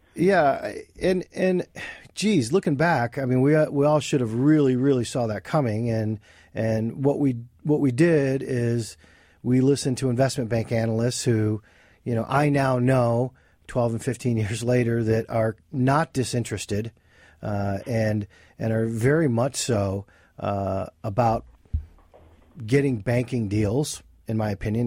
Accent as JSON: {"language": "English", "town": "Flint", "region": "Michigan", "country": "United States", "tie": "born or raised there", "moved": "as an adult", "lives_now": "Pennsylvania, United States", "said": "I was born and raised in Flint, Michigan, uh, for the first twenty-two years of my life"}